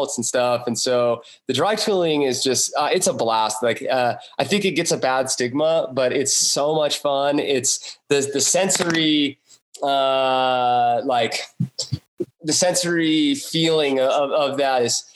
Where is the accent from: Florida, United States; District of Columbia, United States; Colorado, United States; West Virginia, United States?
Colorado, United States; Ouray; I grew up here in Array